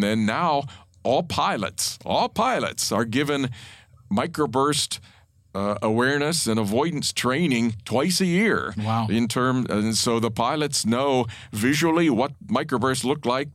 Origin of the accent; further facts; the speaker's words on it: Pennsylvania, United States; to be going in state was kind of the only option, and and Penn State really was the only school in in Pennsylvania